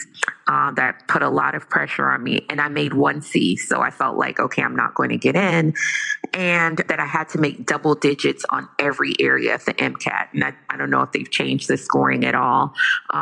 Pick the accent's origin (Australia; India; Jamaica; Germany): Jamaica; I am Jamaican